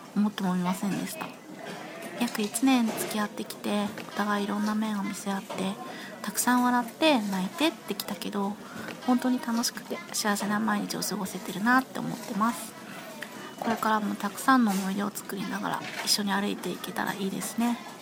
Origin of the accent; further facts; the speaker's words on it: Tohoku, Japan; 同じ東北人として